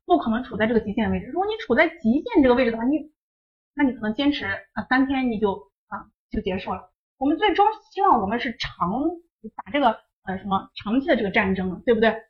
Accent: Shanxi, China; moved away; 我是山西那边的，我们是黄土高原那种状态

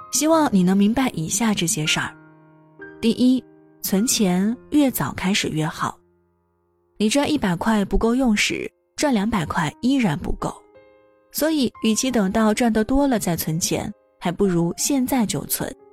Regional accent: a small town in Shandong, China; now in Beijing, China; 像我这样一个来自山东小城普通家庭的孩子

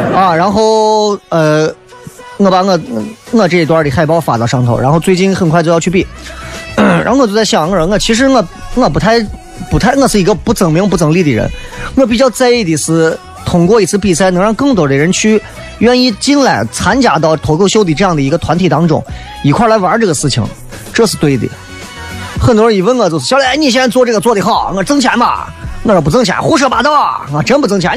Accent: Xi'an, Shaanxi, China; accent: Xi'an dialect; 我们西安话不是耍朋友

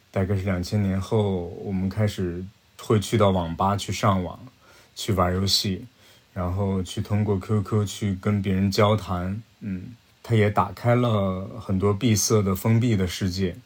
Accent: Yichun, Heilongjiang, China; 我的故乡是俄罗斯的边境了，黑龙江伊春等于与俄罗斯是一江之隔，隔着那条江就叫黑龙江

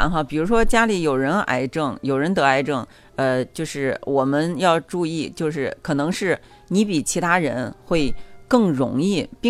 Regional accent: China; 这个感染是因为我们中国人哈，我们平时喜欢聚餐

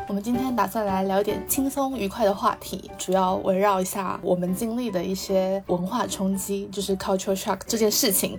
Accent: Xiamen, Fujian, China; now in United Kingdom; 我以前小时候在厦门的时候

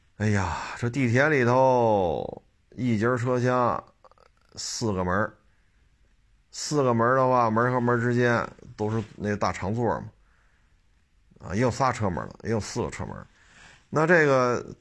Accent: Beijing, China; 我在生在北京，长在北京，这么多年了

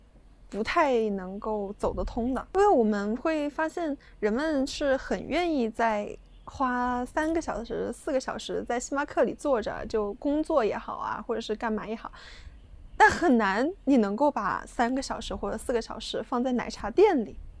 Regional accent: China; 在我们中国人眼里

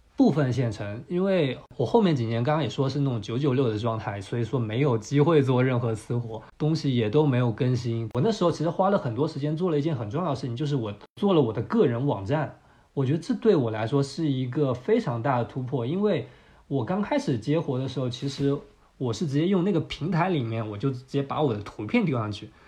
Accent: Fuzhou, Fujian, China; moved away as an adult; also born or lived in Shanghai / Mexico; 我家是福州的，福州其实算是一个二线的省会城市

